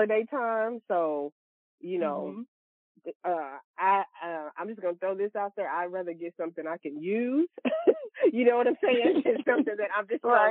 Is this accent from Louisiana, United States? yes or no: yes; Louisiana, United States; now in Texas, United States; I'm also from Louisiana and I reside in Texas now